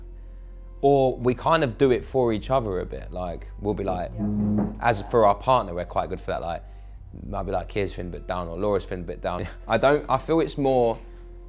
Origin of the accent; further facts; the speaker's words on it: Harlow, East of England, United Kingdom; I am born and raised in Essex, Harlow, but I'm Cypriot background